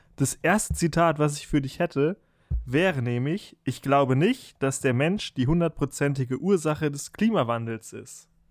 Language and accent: German; Germany